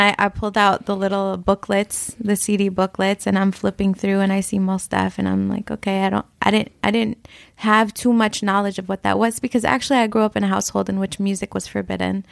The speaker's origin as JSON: {"language": "English", "town": "Flint", "region": "Michigan", "country": "United States", "tie": "born or raised there", "said": "I grew up in Flint, Michigan"}